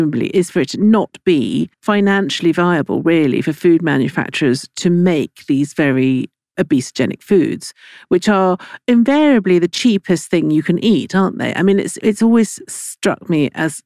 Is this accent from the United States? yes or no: no; Italy; now in England; I grew up in Italy